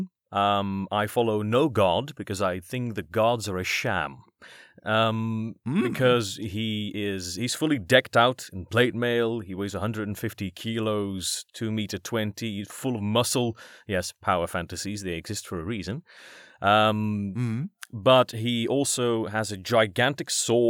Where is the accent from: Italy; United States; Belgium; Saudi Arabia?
Belgium; I'm from Belgium